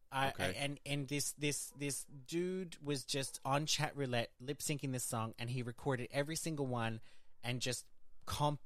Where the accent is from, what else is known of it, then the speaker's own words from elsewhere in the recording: Brisbane, Queensland, Australia; also born or lived in Iceland; now in France; I grew up in Australia, in Brisbane, Australia, with Geordie parents